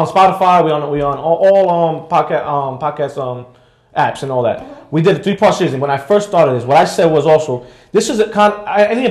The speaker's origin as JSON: {"language": "English", "town": "New York City", "region": "New York", "country": "United States", "said": "I'm from Queens"}